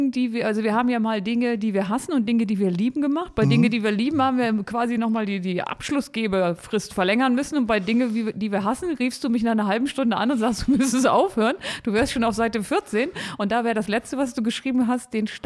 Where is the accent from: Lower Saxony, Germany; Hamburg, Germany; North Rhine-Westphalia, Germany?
Lower Saxony, Germany; Bad Grund; ich komme aus dem Harz, also ich komme so aus der Gegend von Bad Grund. Und da haben wir als Kinder immer gelernt, wenn eines Tages die Talsperren leer sind, dann sind wir alle verloren.